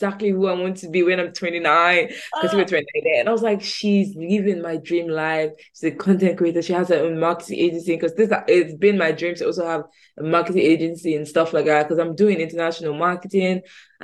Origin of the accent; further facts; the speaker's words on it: Nigeria; moved away as an adult; now in United Kingdom; I'm Nigerian. I moved to the UK early this year